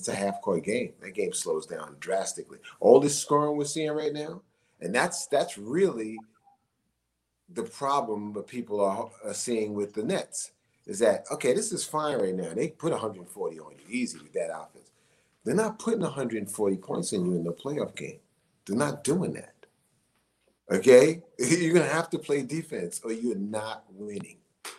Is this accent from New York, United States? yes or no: yes; New York City, New York, United States; I'm a New Yorker